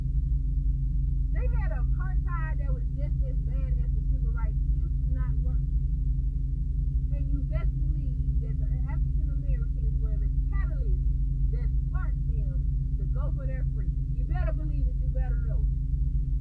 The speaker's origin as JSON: {"language": "English", "country": "United States", "said": "We as Americans"}